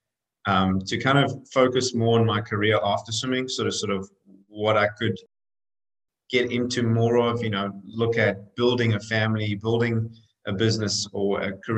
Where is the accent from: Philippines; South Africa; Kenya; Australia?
South Africa; moved away as an adult; now in United States; I'm actually South African originally. I came over to swim in college in the US and, you know, kind of got on the plane at 19